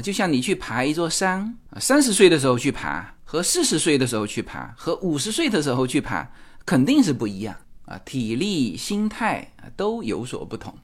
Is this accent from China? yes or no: yes; Fuzhou, Fujian, China; moved away as an adult; now in Los Angeles, United States; 我们来自福州，说， 福州是我们的主场